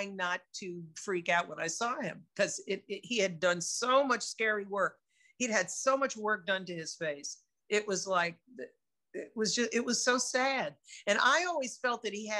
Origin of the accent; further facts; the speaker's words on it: New York, United States; accent: New York; my New York accent comes back